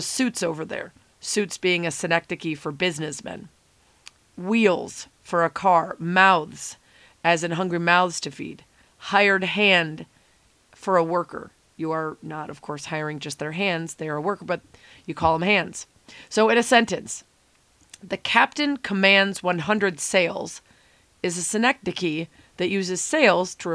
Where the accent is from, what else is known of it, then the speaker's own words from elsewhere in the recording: Lake Forest, Illinois, United States; I grew up in Lake Forest